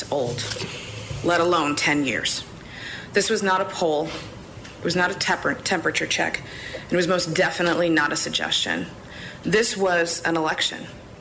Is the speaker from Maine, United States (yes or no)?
yes; Bethel, Maine, United States; from Bryant Pond, my hometown in Bethel